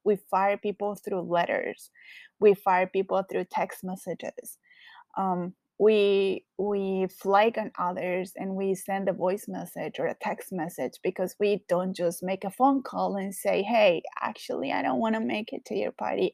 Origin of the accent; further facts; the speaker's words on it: Colombia; English is a second language; now in Los Angeles, United States; I currently live in LA, but I am originally from Colombia. So, yes, I do have a very strong accent